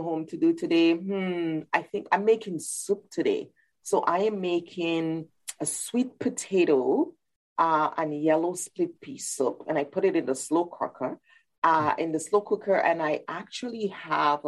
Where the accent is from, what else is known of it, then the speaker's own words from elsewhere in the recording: Dominica; moved away as an adult; now in Canada; I grew up in the beautiful little island of Dominica in the Eastern Caribbean Sea. And when I came to Canada at 19 for university